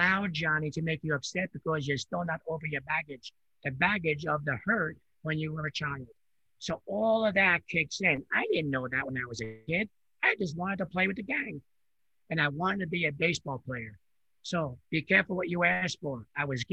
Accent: New York area, United States; first language Italian; English is a second language; I grew up in New York area. I came from a different country when I was 4 years old. I only spoke Italian

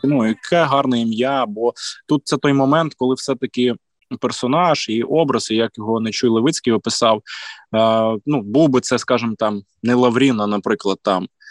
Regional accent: Volyn Oblast, Ukraine; я з Волині е, регіону досить, скажімо, такого е, толерантного до суржику

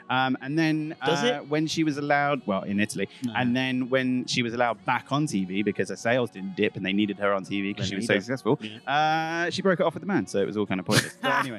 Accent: London, United Kingdom; because I'm from London, so EastEnders is my thing.

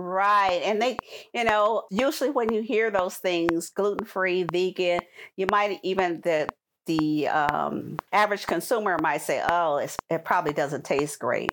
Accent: California, United States; moved away as an adult; also born or lived in Bolingbrook, Illinois; my hometown of California

